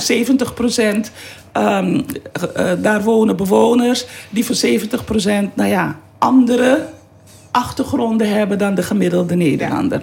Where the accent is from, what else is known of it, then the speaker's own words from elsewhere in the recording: Suriname; also born or lived in Amsterdam Zuidoost / Utrecht; now in Netherlands; Ik ben geboren in Suriname